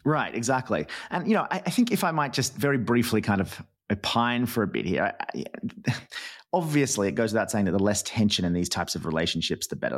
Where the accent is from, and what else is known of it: Australia